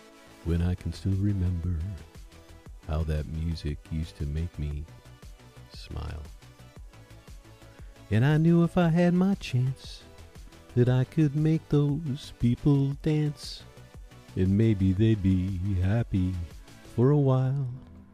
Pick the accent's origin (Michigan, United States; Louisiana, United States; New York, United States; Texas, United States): Michigan, United States; when I was growing up in Michigan, I was living off U.S. Interstate 131.